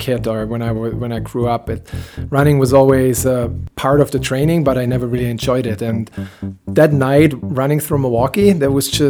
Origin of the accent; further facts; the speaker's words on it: Germany; moved away as an adult; now in Wauwatosa, United States; I'm 35 years old. I was born and raised in Germany. I live in Wauwatosa now with my beautiful wife and two kids.